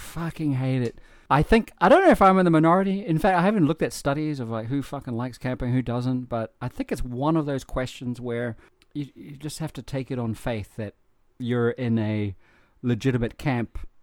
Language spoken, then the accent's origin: English; New Zealand; growing up in New Zealand